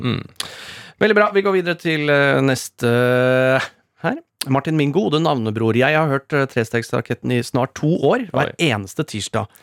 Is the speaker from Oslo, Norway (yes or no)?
no; Rakkestad, Østfold, Norway; moved away; Rakstad, mitt hjemsted